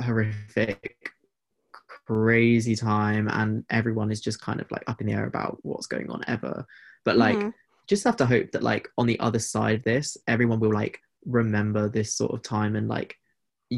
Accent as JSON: {"language": "English", "country": "United Kingdom", "said": "being British"}